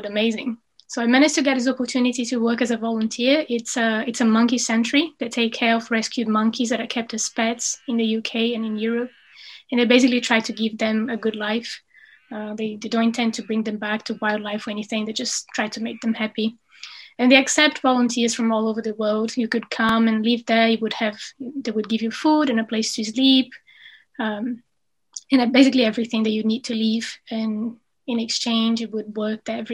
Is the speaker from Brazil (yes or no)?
yes; Brazil; English is a second language; moved away as an adult; also born or lived in Cambridge, United Kingdom; now in United Kingdom; I finished my undergrad in biology back in Brazil